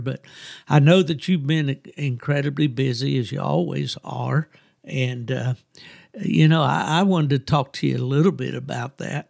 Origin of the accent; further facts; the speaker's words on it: West Virginia, United States; moved away as an adult; also born or lived in Lakeland, Florida; from my hometown of West Virginia